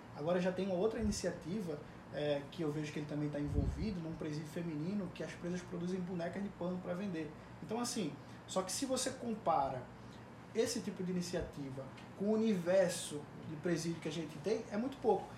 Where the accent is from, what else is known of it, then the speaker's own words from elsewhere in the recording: Pernambuco, Brazil; em Pernambuco, de onde eu venho